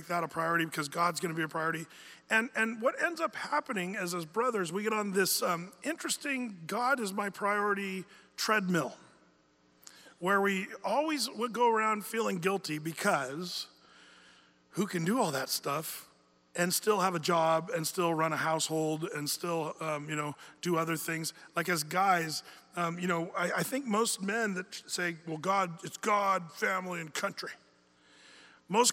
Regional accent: United States; we as American men

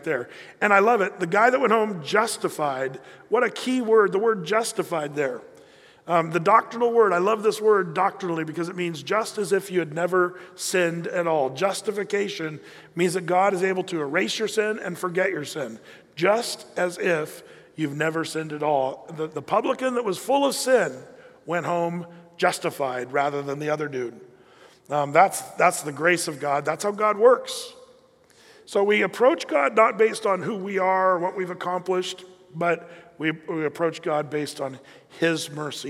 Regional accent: United States; we fit the category as American Christians

